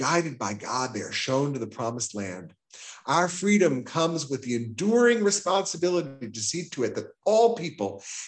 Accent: Houston, Texas, United States; moved away; I grew up, I would say, in privilege in Houston

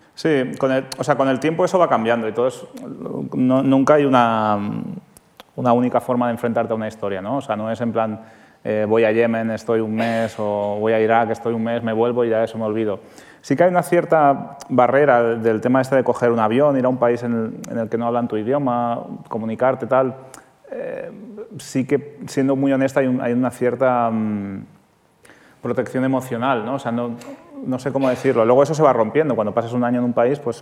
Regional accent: Santa Coloma de Gramenet, Catalonia, Spain; que yo soy de Santa Coloma de Gramanet

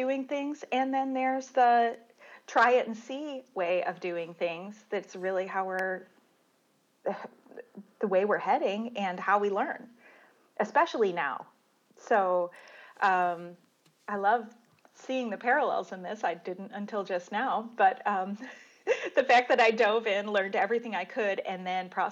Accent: Dearborn, Michigan, United States; moved away; also born or lived in California; I grew up in Dearborn in Detroit, so I was a car girl anyway

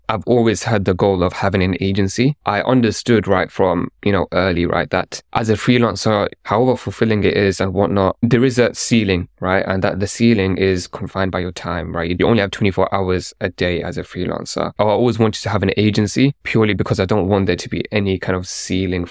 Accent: London, United Kingdom; I grew up in London

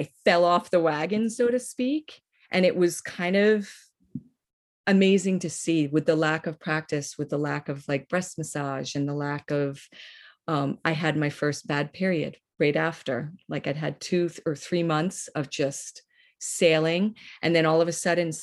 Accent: Northeast, United States; I'm from the Northeast

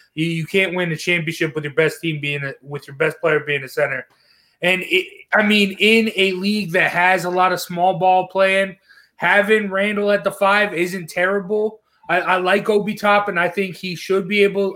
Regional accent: Utah, United States; I was born in Utah

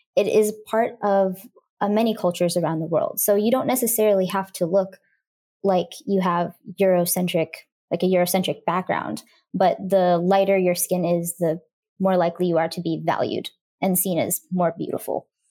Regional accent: South Bend, Indiana, United States; born or raised there; also born or lived in Calcutta, India

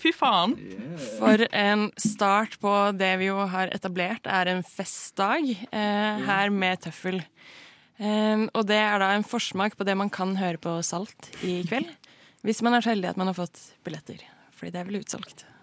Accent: Stavanger, Rogaland, Norway; moved away; jeg er fra Stavanger

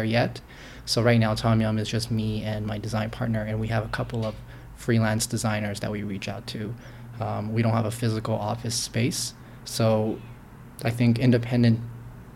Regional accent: Markham, Ontario, Canada; I grew up in Markham, and I was there since I was about 6 years old, 7 years old. So mostly from around here

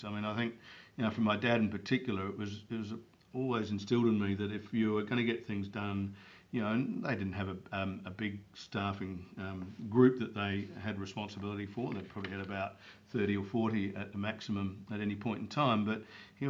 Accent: Barossa Valley, South Australia, Australia; I grew up in the Barossa Valley, which is a lovely area just north of Adelaide.

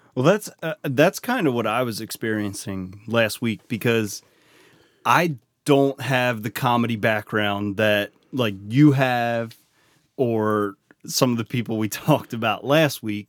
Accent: Baltimore, Maryland, United States; accent: Baltimore; how much of a Baltimore accent I have

